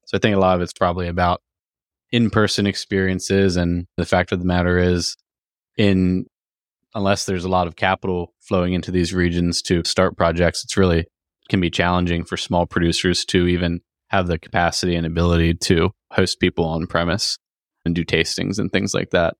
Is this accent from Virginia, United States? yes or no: yes; Virginia, United States; we're both from Virginia